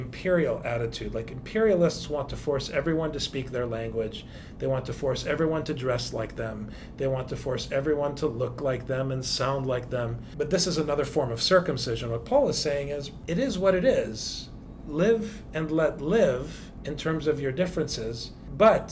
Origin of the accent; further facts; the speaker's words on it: United States; I am obviously an American, but I'm also an Arab. My parents are immigrants